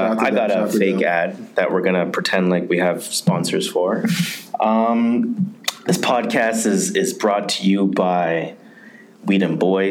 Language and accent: English; Jamaica; I'm Jamaican, so I'm gonna go to that MAGA.